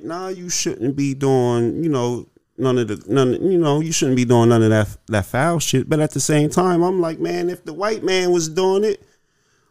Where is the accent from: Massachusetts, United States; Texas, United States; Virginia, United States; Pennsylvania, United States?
Pennsylvania, United States; Harrisburg; I'm from Fifth and Radnor